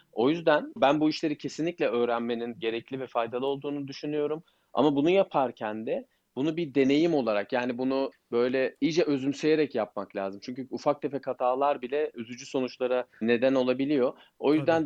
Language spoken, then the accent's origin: Turkish; Turkey; biz Türkler olarak